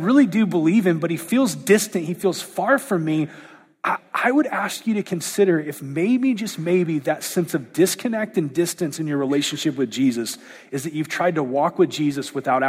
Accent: United States

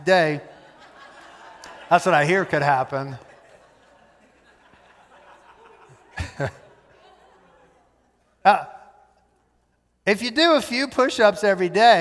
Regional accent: United States; We are Westerners, we are American

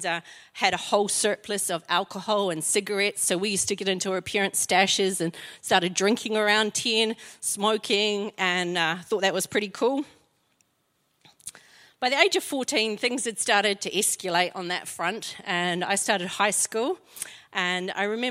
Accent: Invercargill, Southland, New Zealand; now in Christchurch, New Zealand; I'm from Invercargill

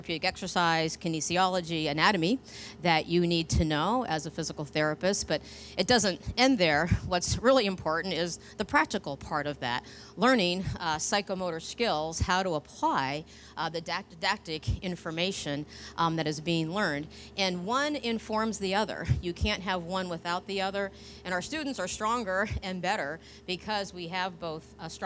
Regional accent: Northeast, United States; moved away as an adult; now in Gainesville, United States; I'm from the Northeast

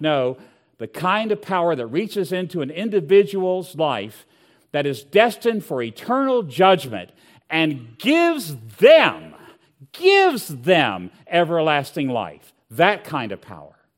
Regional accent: Southwest Virginia, United States; I grew up in Southwest Virginia

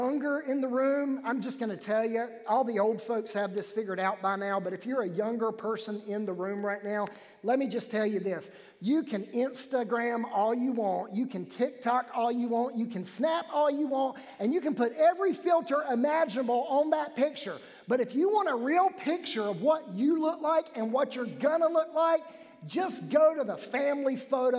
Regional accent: Wilmington, North Carolina, United States; I was born in New Hanover Hospital in Wilmington, North Carolina

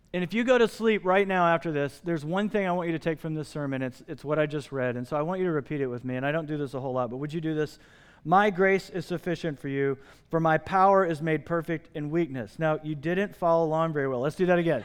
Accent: Midwest, United States; moved away; I grew up in the Midwest

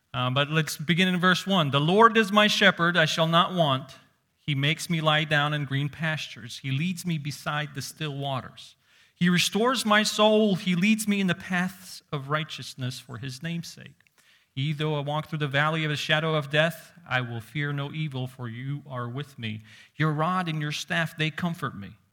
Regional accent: Uzbekistan; moved away; growing up in Uzbekistan where you see sheep walking on the streets

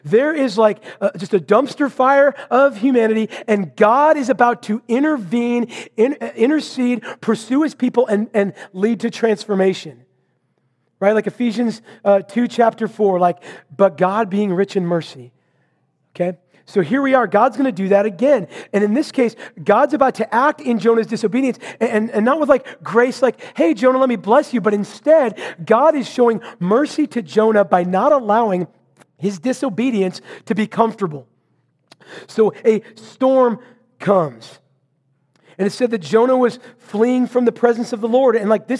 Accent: Vancouver, Washington, United States; I was preparing for a sermon up in my hometown of Vancouver to be preached back in Marysville.

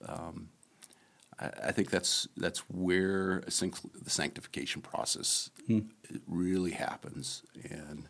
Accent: Arizona, United States; moved away; we're from Arizona

